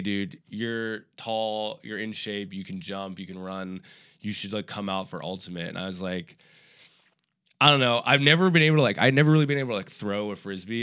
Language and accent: English; Minneapolis, Minnesota, United States; moved away as an adult; also born or lived in Portland; now in New York, United States; I was born and raised in Minneapolis, Minnesota